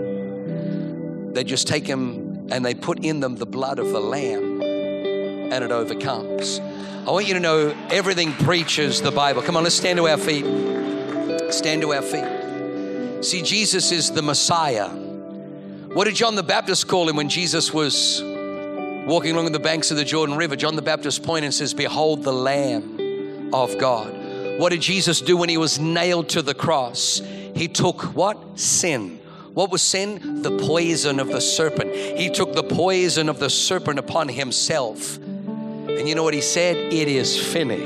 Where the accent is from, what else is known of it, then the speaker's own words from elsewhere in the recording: Australia; moved away; Growing up in Australia